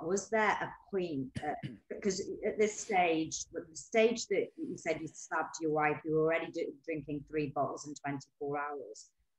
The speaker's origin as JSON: {"language": "English", "town": "Newcastle upon Tyne", "region": "North East England", "country": "United Kingdom", "moved": "yes", "said": "I was from Newcastle"}